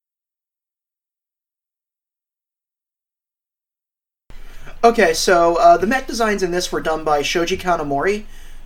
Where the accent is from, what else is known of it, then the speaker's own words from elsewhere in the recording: United States; I'm white and I'm an American